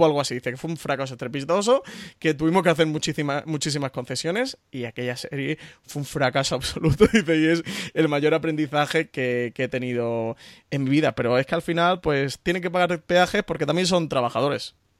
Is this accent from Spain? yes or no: yes; Spain; somos españoles y vivimos en España